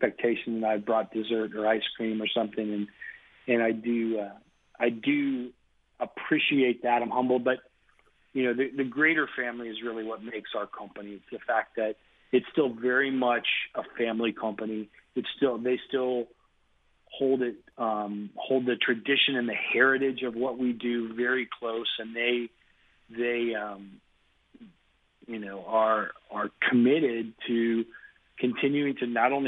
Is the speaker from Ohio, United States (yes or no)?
yes; Cincinnati, Ohio, United States; I'm a Cincinnati kid, so I did my growing up in Cincinnati